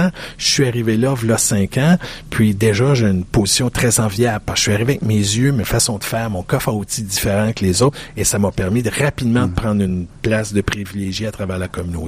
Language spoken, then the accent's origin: French; Quebec, Canada; je suis un Québécois